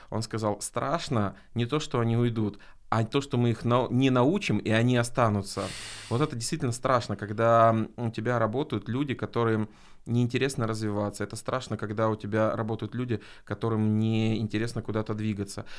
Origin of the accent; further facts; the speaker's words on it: Arkhangelsk, Arkhangelsk Oblast, Russia; в городе Архангельске, откуда я родом